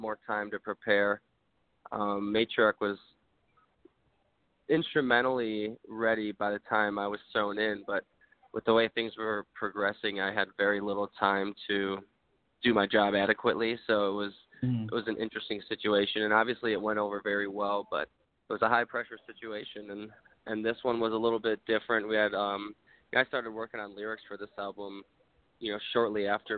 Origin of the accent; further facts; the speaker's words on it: Wisconsin, United States; I'm from Wisconsin